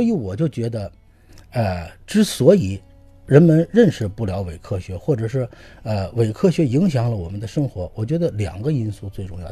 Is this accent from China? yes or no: yes; China; 我们中国人